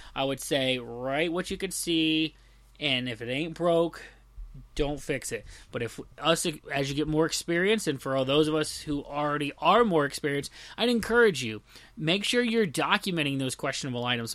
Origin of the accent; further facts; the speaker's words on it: the South, United States; I'm from the South